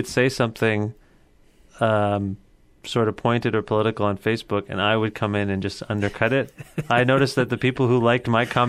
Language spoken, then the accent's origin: English; Cambridge, Ontario, Canada; also born or lived in Guelph; I'm from Cambridge.